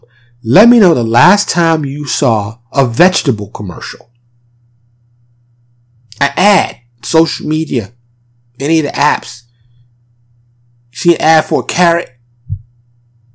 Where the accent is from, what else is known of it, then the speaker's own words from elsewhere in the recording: New York City, New York, United States; now in Dallas, United States; I'm born and raised in New York, I live in the suburb of Dallas, Texas